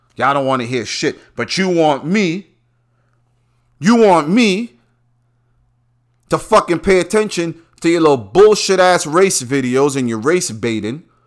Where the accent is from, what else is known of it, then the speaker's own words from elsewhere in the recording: New York, United States; I'm from New York